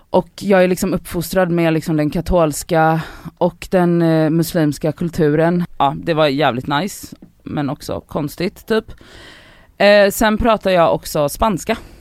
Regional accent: Poland; moved away; also born or lived in Buenos Aires, Argentina; mina föräldrar är, och jag är född i Polen också

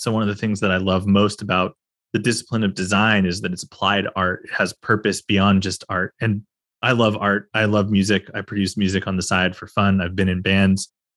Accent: California, United States; as a Californian

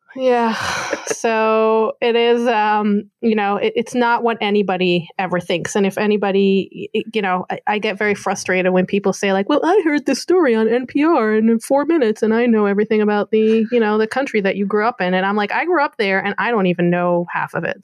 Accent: Tel Aviv, Tel Aviv District, Israel; moved away as an adult; now in New York City, United States; I grew up in Tel Aviv, like near Tel Aviv

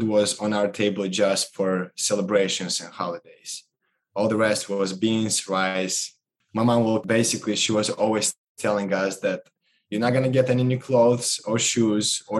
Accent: Moldova; moved away as an adult; Growing up in Moldova, which is one of the 15 post-Soviet Union republics

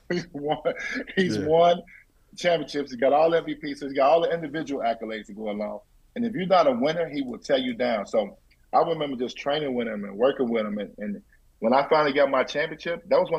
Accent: Chicago, Illinois, United States; I'm from Chicago

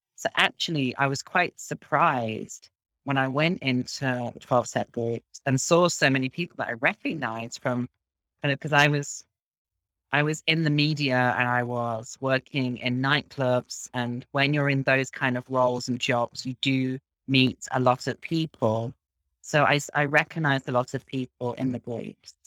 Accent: Midlands, United Kingdom; now in Berlin, Germany; I'm from England, from a small town in the Midlands, which is in the middle of the country

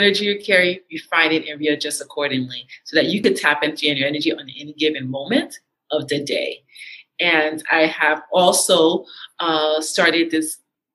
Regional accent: Haiti; moved away; also born or lived in New York City, United States; I am a Haitian American. I was born in New York City and I was raised in Haiti

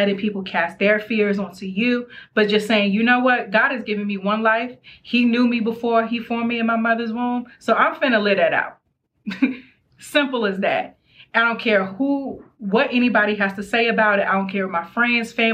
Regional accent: Maryland, United States; I'm from Maryland.

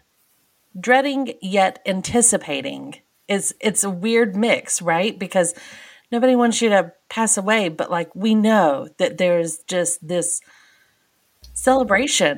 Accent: United States; We are American

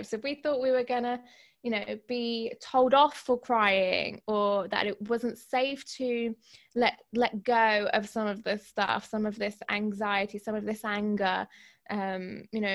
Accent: Greece; I'm half Greek. I was brought up in Greece.

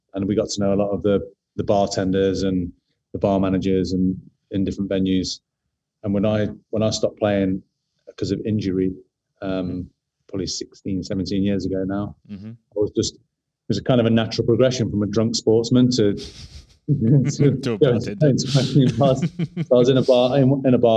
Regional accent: Nottingham, East Midlands, United Kingdom; accent: London; moved away as an adult; also born or lived in London; now in Sydney, Australia; I'm from Nottingham, and I'd moved to London around 13 years before

